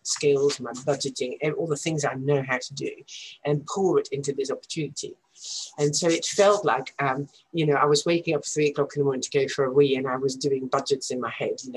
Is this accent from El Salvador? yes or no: no; Netherlands; now in Leeds, United Kingdom; growing up in the Netherlands